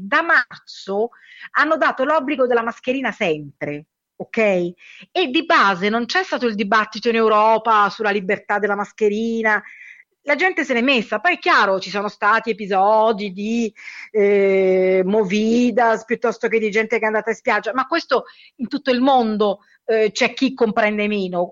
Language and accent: Italian; Lazio, Italy; now in São Paulo, Brazil; io parlo del Lazio perché sono originaria del Lazio